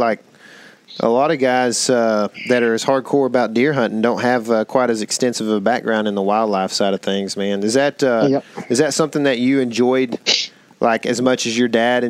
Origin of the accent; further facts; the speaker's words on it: East Texas, United States; I grew up duck hunting quite a bit here in East Texas